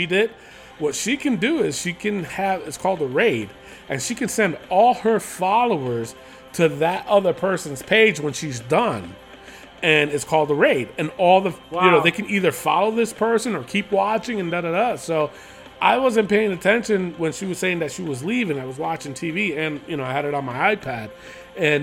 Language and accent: English; New York, United States; now in Las Cruces, United States; but I'm originally from New York